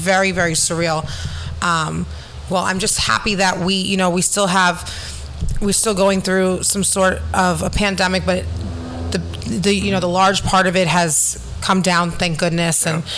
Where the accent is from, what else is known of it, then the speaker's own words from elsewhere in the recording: New York City, New York, United States; As New Yorkers, we don't know how to stop.